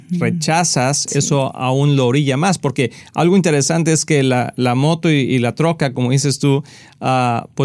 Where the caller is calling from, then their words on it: Guanacaste, Costa Rica; Buenas, hermanos pastores. … de Guanacaste, Costa Rica. Los veo por televisión.